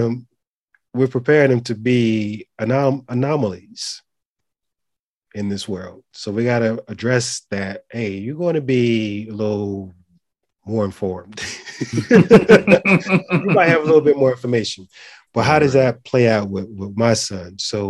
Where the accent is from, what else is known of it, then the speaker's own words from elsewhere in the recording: Philadelphia, Pennsylvania, United States; So he started watching all Philly teams because I'm from Philly.